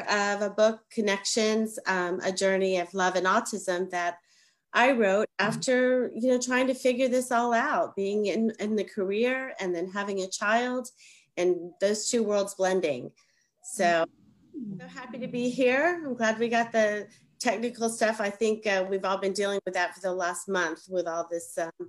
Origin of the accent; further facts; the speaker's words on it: Miami, Florida, United States; now in Atlanta, United States; I'm originally from Miami, Florida, but I've only been an Atlanta resident for most of my career.